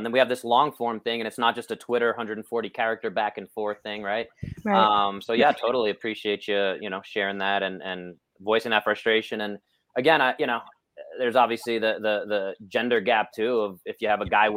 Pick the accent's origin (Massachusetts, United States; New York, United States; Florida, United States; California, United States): New York, United States; I'm a New Yorker. I'm loud and I'm brash.